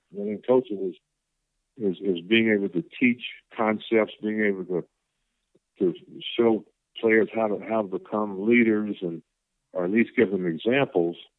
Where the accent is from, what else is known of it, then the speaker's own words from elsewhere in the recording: the South, United States; growing up in the South in the late 40s and early 50s